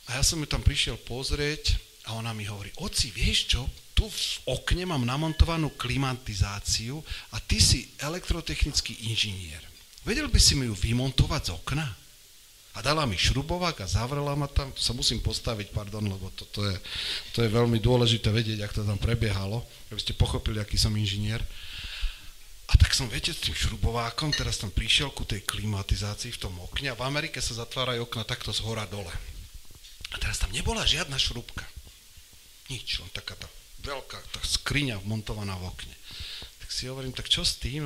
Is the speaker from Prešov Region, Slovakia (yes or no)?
yes; Poprad, Prešov Region, Slovakia; also born or lived in Jezersko / Spišská Stará Ves; som sa narodil v Poprade, takže som Popračan, ale inak som, e, inak som kvázi zamakurčan